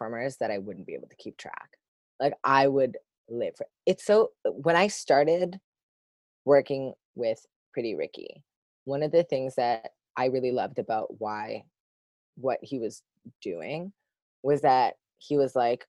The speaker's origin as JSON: {"language": "English", "town": "Sudbury", "region": "Ontario", "country": "Canada", "tie": "born or raised there", "also_born_or_lived": "Toronto area", "moved": "as an adult", "said": "I grew up in Sudbury, Ontario, which is like 5 hours north from here"}